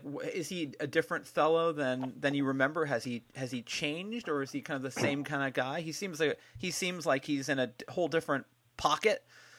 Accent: Bay Area, California, United States; I grew up here in the Bay Area

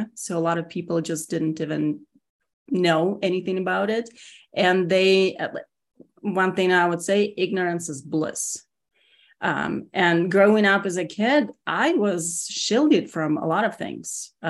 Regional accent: Russia; English is a second language; now in United States; So I am originally from Russia, born and raised. Moved here, 28 years ago. So I worked really hard on my accent, and it's still there.

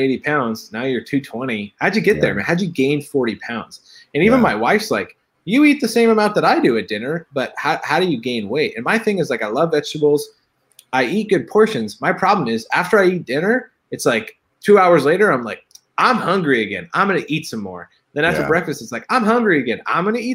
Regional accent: Bothell, Washington, United States; I grew up in Bothell, Washington. It's north of Seattle

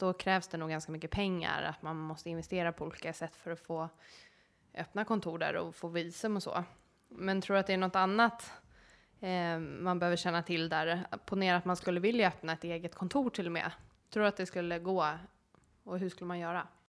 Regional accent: Sweden; jag är ändå svensk

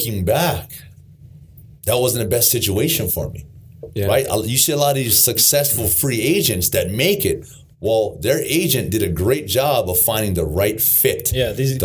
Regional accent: Honolulu, Hawaii, United States; moved away; born and raised in Hawaii, Honolulu, Hawaii

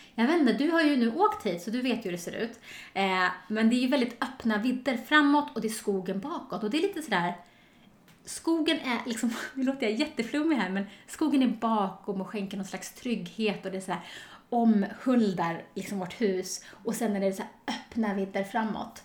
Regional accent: Storvreta, Uppsala County, Sweden; moved away; also born or lived in Stockholm; jag kommer från ett litet samhälle som heter Storvreta utanför Uppsala

